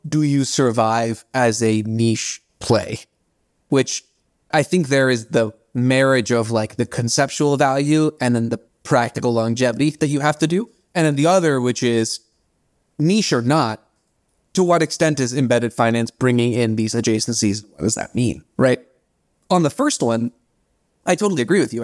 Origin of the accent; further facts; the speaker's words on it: India; first language Bengali; English is a second language; moved away; I'm Indian